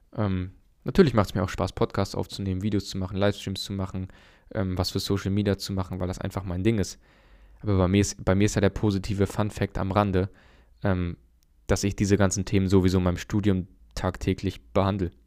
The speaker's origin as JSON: {"language": "German", "country": "Germany", "said": "bei uns in Deutschland"}